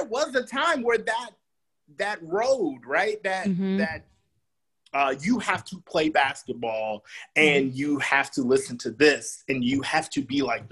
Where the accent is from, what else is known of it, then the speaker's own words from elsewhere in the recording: the South, United States; I'm from the South